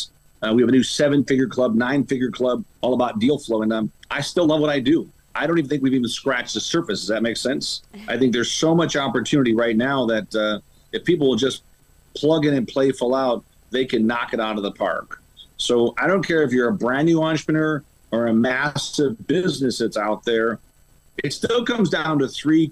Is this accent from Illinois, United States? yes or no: yes; Chicago, Illinois, United States; born and raised in Chicago